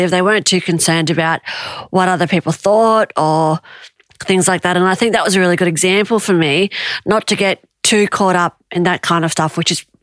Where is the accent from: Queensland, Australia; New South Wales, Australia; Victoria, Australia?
New South Wales, Australia; also born or lived in Tahiti; I was born in Tahiti and we moved to Australia and we ended up moving down the south coast of New South Wales.